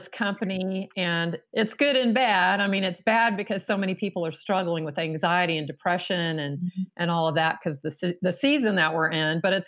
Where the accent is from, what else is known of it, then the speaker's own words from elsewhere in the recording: Texas, United States; I grew up in Texas